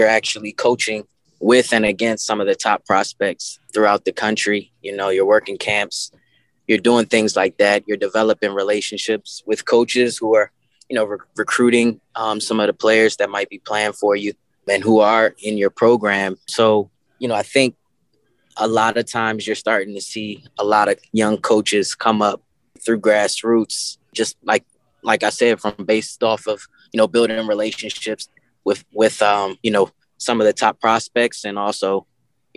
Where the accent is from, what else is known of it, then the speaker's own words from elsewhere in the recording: Prince George's County, D.C., Maryland, United States; moved away as an adult; also born or lived in Louisiana / Washington, D.C.; now in Cincinnati, United States; I actually grew up right outside of Washington, D.C. in Prince George's County.